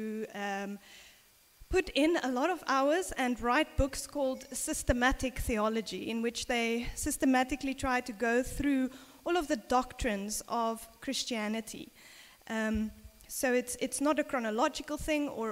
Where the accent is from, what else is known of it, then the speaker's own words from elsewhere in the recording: South Africa; when I was a little girl, growing up in South Africa